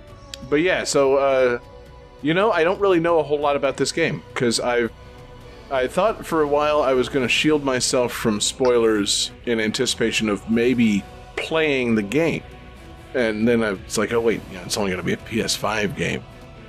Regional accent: Florida, United States; yeah, we're all from Florida.

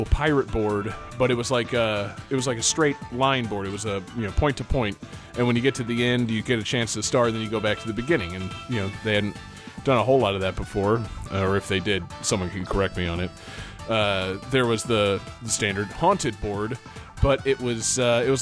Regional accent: United States; Me as an American

